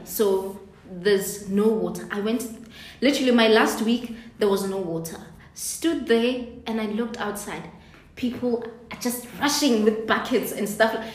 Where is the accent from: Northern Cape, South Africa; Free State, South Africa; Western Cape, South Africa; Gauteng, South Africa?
Gauteng, South Africa; Soweto; moved away as an adult; now in Cape Town, South Africa; So I'm from Soweto, the part of Soweto called Mufulo Village